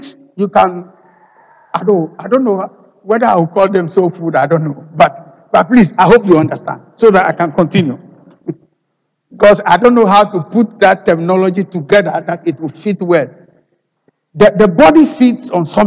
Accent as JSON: {"language": "English", "country": "Ghana", "moved": "yes", "said": "I am a Ghanaian"}